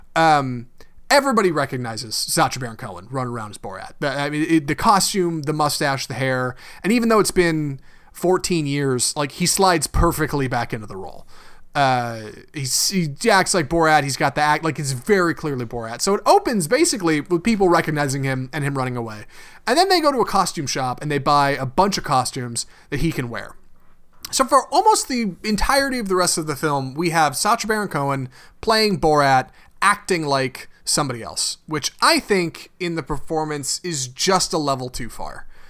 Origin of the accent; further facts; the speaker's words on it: United States; we're American